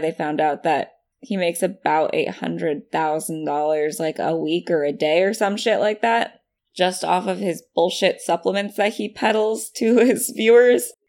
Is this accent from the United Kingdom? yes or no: no; California, United States; We Californians